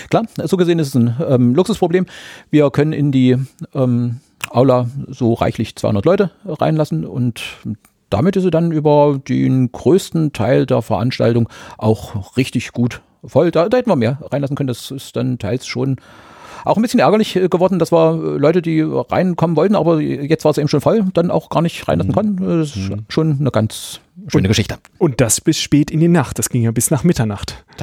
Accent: Germany; ihr merkt es ja bei der Sprache, ich komme ja aus der DDR oder jeweils mhm. äh, da geboren, mhm. da zur Schule.

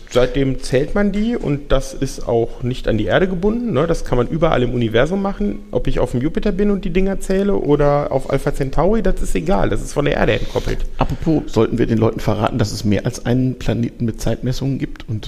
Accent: Frankfurt, Hesse, Germany; Ja, also ich komme aus Frankfurt ähm, und in Frankfurt haben wir den wunderbaren Dienstsitzen

